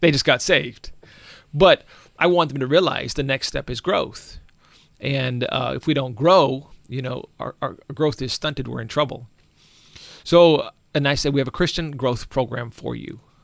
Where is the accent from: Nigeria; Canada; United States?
United States; Alaska; I grew up in Alaska